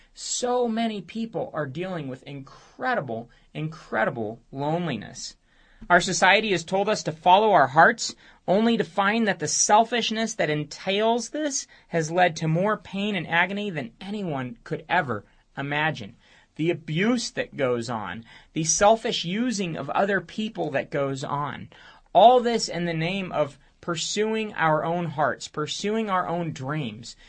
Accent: United States

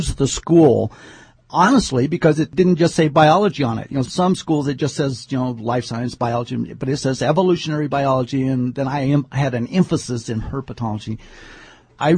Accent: Southern California, United States; moved away; Growing up in Southern California, during the time that we lived there

